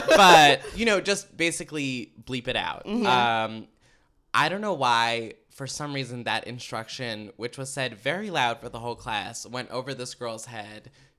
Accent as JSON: {"language": "English", "town": "Potomac", "region": "Maryland", "country": "United States", "tie": "born or raised there", "said": "I am from Potomac, Maryland."}